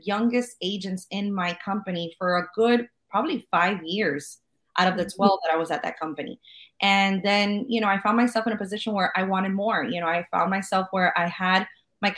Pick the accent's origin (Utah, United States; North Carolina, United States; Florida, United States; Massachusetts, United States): Florida, United States; Miami; I was born and raised in Miami